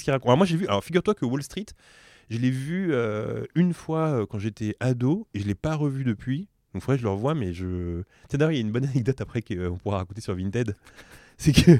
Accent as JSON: {"language": "French", "town": "Drancy", "region": "Île-de-France", "country": "France", "said": "avec Mehdi, on vient de Drancy"}